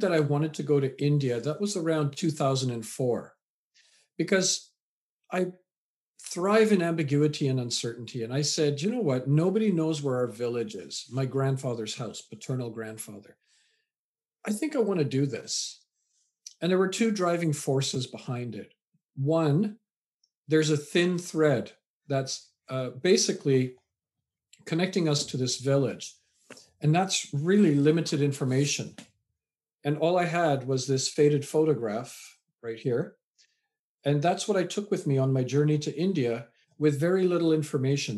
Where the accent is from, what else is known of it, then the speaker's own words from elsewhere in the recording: Vancouver, British Columbia, Canada; also born or lived in England; raised in Canada.